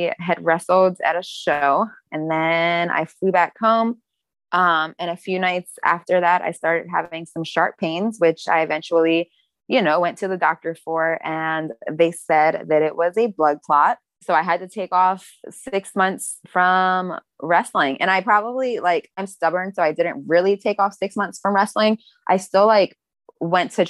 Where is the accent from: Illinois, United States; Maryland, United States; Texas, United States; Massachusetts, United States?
Maryland, United States; now in Florida, United States; I'm from Maryland.